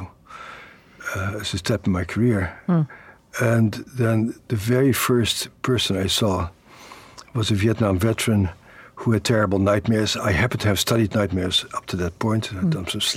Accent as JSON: {"language": "English", "country": "Netherlands", "tie": "born or raised there", "moved": "yes"}